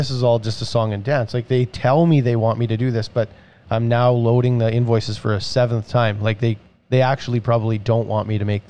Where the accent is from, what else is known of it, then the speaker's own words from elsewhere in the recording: Saskatchewan, Canada; we're from Saskatchewan